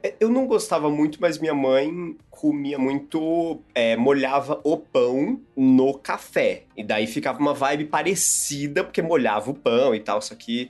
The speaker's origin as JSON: {"language": "Portuguese", "region": "Santa Catarina", "country": "Brazil", "moved": "yes", "lives_now": "São Paulo, Brazil", "said": "em onde eu morava ou na minha família, em Santa Catarina"}